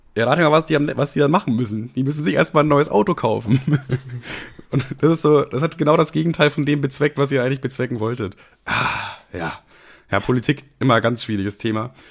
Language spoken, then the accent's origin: German; Bavaria, Germany; ich komme ja selber aus Bayern